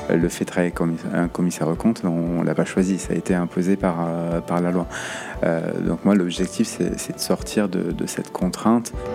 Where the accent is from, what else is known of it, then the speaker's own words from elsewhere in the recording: Saint-Jean-de-Luz, Nouvelle-Aquitaine, France; moved away as an adult; also born or lived in Paris; now in Bordeaux, France; Pays Basque, j'ai grandi à Saint-Jean-Luz